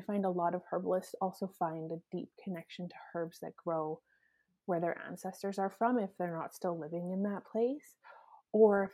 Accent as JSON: {"language": "English", "town": "Edmonton", "region": "Alberta", "country": "Canada", "tie": "born or raised there", "moved": "as an adult", "lives_now": "Saskatchewan, Canada", "said": "I grew up in Alberta, right? Like in Edmonton, so it's like wild rose country."}